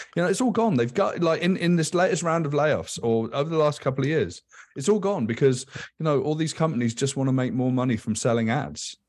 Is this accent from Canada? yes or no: no; United Kingdom; I grew up in Thatcher's Britain.